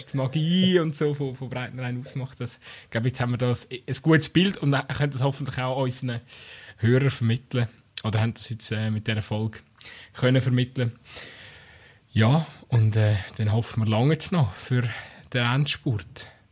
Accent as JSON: {"language": "German", "region": "Aargau", "country": "Switzerland", "said": "als Aargauer"}